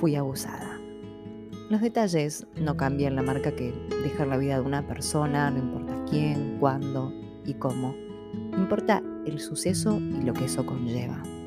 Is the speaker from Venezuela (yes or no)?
no; San Pedro, Buenos Aires Province, Argentina; moved away as an adult; Me había ido de mi ciudad de origen, San Pedro, Buenos Aires, en búsqueda de una nueva vida